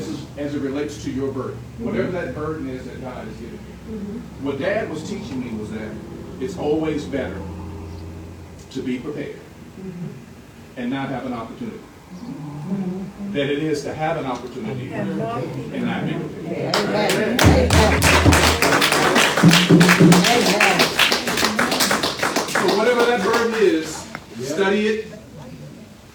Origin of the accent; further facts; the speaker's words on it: Richmond, United States; moved away; my hometown of Richmond